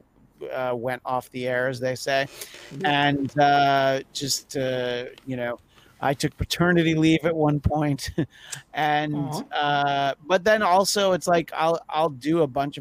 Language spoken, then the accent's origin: English; New York, United States; moved away; I grew up in New York in the rural suburbs